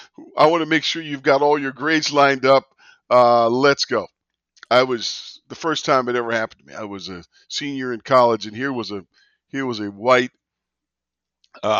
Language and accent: English; Vallejo, California, United States; I was born in Vallejo, California.